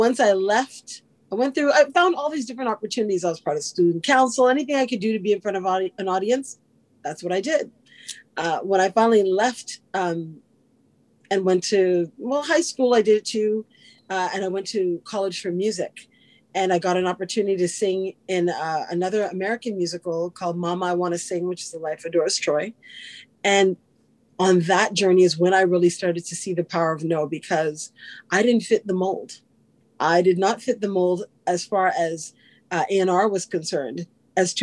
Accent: Canada; I'm born and raised in Canada. My family's from Guyana.

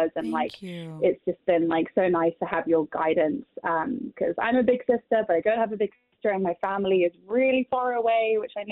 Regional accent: London, United Kingdom; moved away as an adult; I grew up in London

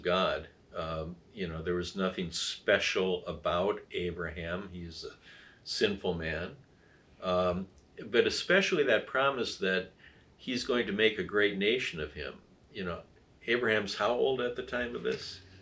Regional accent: Wisconsin, United States; moved away as an adult; also born or lived in Illinois; here in my home state of Wisconsin

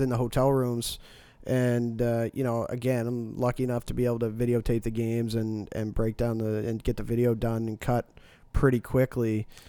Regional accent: Dartmouth, Nova Scotia, Canada; I'm originally from Dartmouth

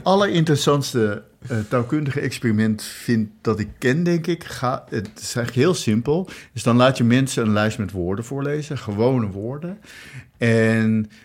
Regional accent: Rotterdam, South Holland, Netherlands; ik ben geboren in Rotterdam

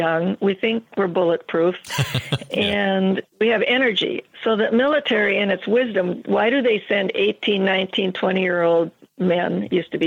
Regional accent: Minnesota, United States; now in Montana, United States; I'm from Minnesota

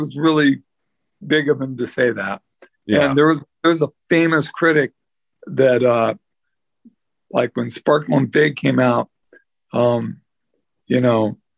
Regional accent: the Northwest, Pacific Northwest, United States; we're three guys from the Northwest

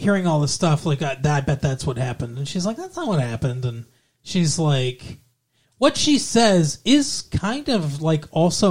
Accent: Alabama, United States; I'm from Alabama.

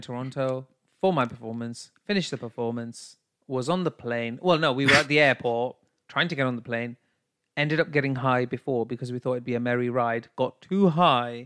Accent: United Kingdom; I'm a classy British bitch

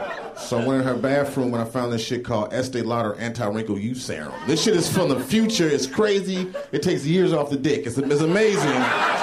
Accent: Chicago, Illinois, United States; from Chicago.

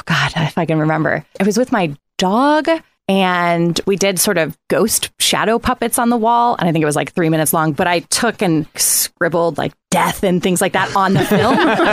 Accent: Midwest, United States; I'm an only child. I'm from the Midwest. I grew up on a farm, not a traditional farm. I grew up with like 30 sled dogs

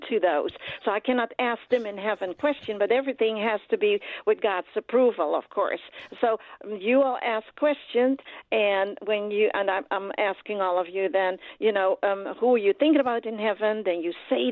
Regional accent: Netherlands; I am from Holland, you all, so I'm Dutch

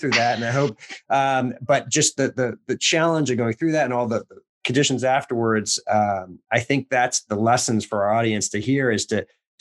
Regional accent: Lynn, Massachusetts, United States; we're both from Boston Lynn area.

